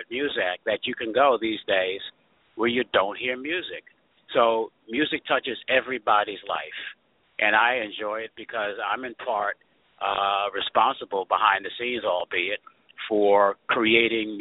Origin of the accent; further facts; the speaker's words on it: New York City, New York, United States; also born or lived in Ithaca, New York / Washington, D.C.; I'm a native New Yorker, born and raised in Queens, New York, went to school in Queens, New York